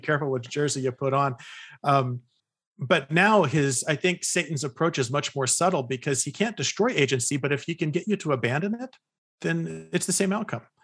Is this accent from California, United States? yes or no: yes; California, United States; moved away as an adult; also born or lived in Utah; I was, uh, born and raised in California